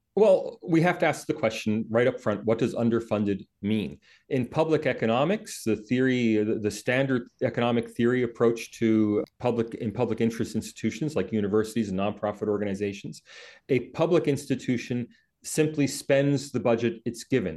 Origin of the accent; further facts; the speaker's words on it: United States; now in Australia; I'm American, I don't have Australian citizenship, I am a foreigner here